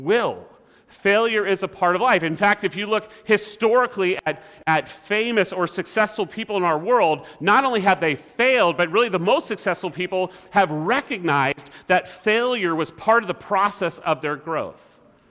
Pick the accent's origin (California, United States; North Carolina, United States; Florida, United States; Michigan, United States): California, United States; growing up in California